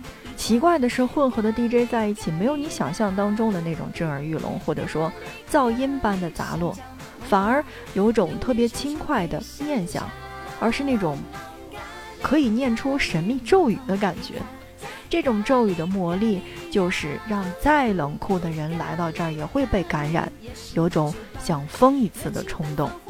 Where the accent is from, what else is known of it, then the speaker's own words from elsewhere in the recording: Inner Mongolia, China; 曼谷人的好客可以说是跟我的家乡哈内蒙有的一拼了。